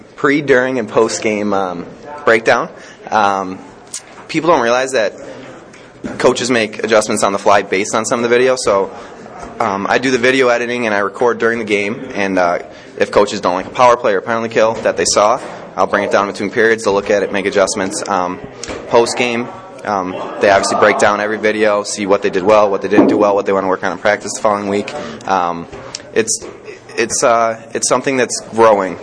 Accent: Buffalo, New York, United States; moved away; I'm from uh, Buffalo. Buffalo is my hometown

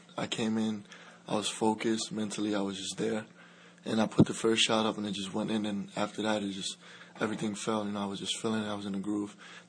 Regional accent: Dominican Republic; now in United States; I grew up in the Dominican Republic.

